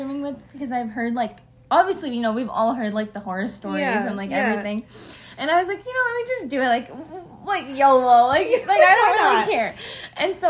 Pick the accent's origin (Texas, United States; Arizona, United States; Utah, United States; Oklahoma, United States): Texas, United States; Dallas; also born or lived in West Lafayette, Indiana; I'm from Dallas